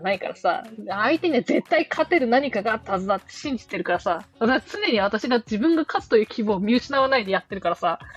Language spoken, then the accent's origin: Japanese; Sapporo, Hokkaido, Japan; 地元札幌